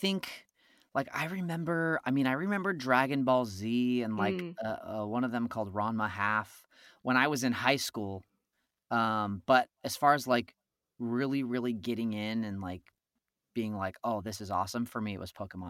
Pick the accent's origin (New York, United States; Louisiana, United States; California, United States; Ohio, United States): California, United States; Pinole; I grew up in Northern California, so I grew up in the East Bay area, like 20 miles east of San Francisco in a little city called Pinole.